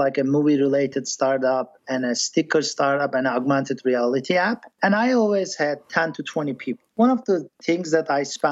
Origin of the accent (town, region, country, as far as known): Turkey; born or raised there; first language English; moved away as an adult; also born or lived in Boston, United States; now in Silicon Valley, United States